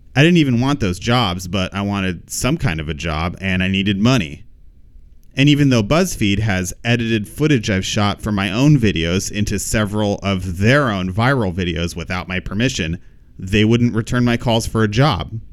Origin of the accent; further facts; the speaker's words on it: Pomona, California, United States; I grew up in Pomona, California